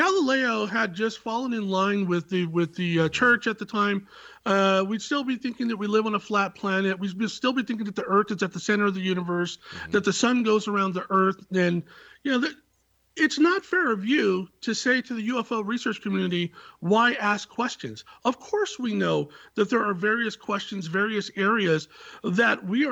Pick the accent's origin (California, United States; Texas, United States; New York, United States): California, United States; Silicon Valley; I was born in the Silicon Valley